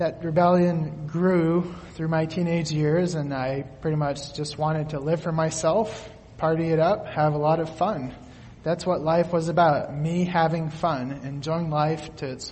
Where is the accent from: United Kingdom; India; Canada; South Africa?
Canada; Quebec; now in Allen Park, United States; I grew up in Quebec, Canada